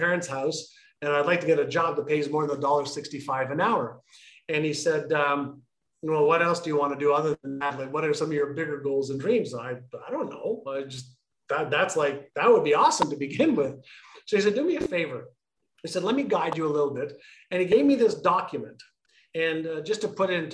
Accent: Montreal, Quebec, Canada; moved away as an adult; also born or lived in Israel / Toronto; when I immigrated from Israel to Montreal, it wasn't by choice.

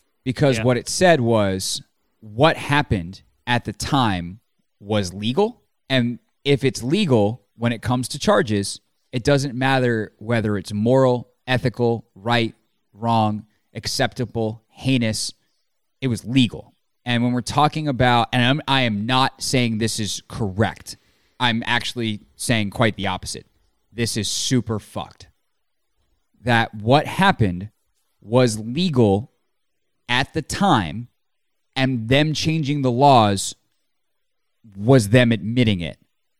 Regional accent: Massachusetts, United States; accent: Boston; What part of Boston is my accent from?

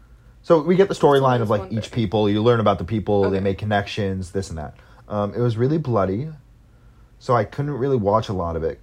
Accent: United States; That's just me being American and not speaking Korean.

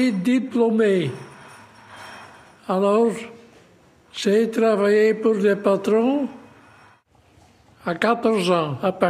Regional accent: Molenbeek-Saint-Jean, Brussels-Capital Region, Belgium; c'est 98 ans. Encore deux ans, je suis 100 ans. Je viens de Molenbeek, la commune la plus grande de Bruxelles, de Grand-Bruxelles.

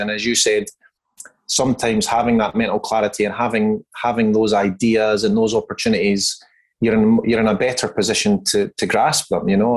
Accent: Scotland, United Kingdom; moved away as an adult; now in Perth, Australia; I hail from Scotland. I've been living in Perth, Western Australia for now just over 15 years.

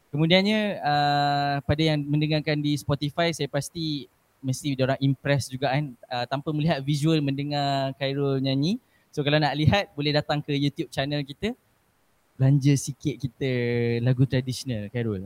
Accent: Sitiawan, Perak, Malaysia; moved away; negeri kelahiran saya ni bangga rindu sangat nak balik ke kampung saya di Setiawan Perak.

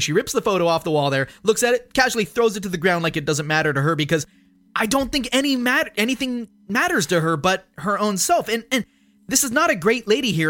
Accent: United States; just an American who's not of that era

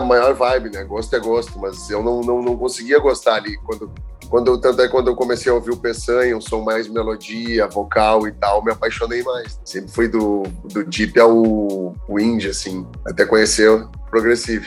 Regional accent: Porto Alegre, Rio Grande do Sul, Brazil; now in Florianópolis, Brazil; Eu sou gaúcho, natural de Porto Alegre. Vim morar em Floripa por causa do surf

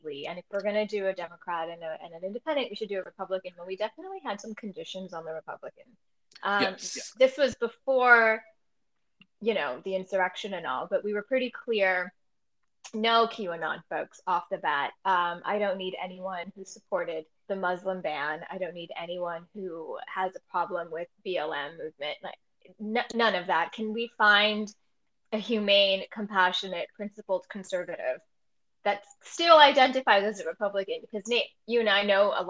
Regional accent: New York City, New York, United States; also born or lived in Texas; now in Washington, D.C., United States; New York City is my hometown and DC is my adopted hometown

